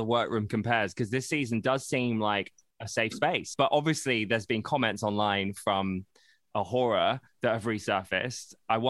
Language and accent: English; Brighton, South East England, United Kingdom; I grew up in Brighton as a gay. Like, I went out in Brighton all the time.